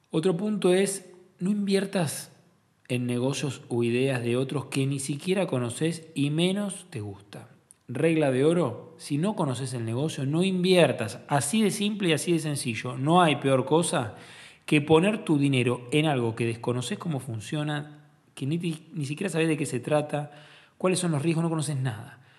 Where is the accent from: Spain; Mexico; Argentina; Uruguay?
Argentina